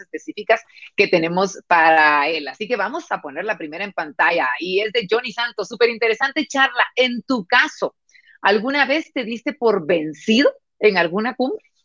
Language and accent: Spanish; Guatemala; Nosotros los guatemaltecos